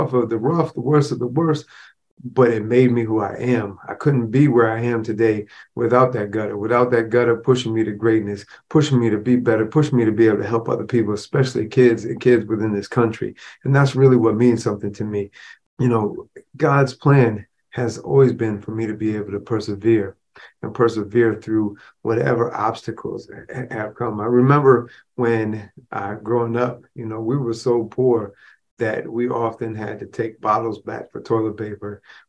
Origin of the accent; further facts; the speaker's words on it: Rochester, New York, United States; I grew up in the projects within Rochester, New York.